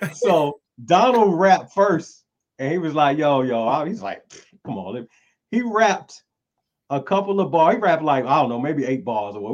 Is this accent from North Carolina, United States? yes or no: yes; Greenville, North Carolina, United States; born and raised in North Carolina, Greenville, North Carolina